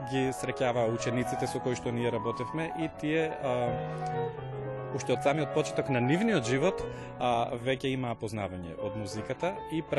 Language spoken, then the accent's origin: Macedonian; Strumica, North Macedonia; доаѓам од Струмица